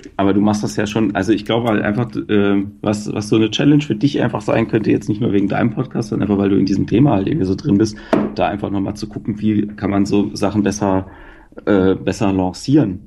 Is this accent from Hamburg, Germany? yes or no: no; Mannheim, Baden-Württemberg, Germany; moved away; also born or lived in Ruhr area; ich bin aus Mannheim, aber ich habe eine Zeit lang im Pott gewohnt